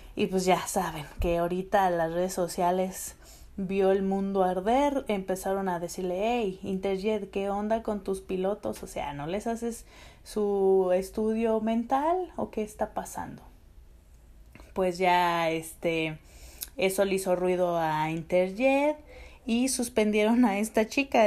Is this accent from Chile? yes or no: no; Aguascalientes, Mexico; mi pueblito de Aguascalientes y su gente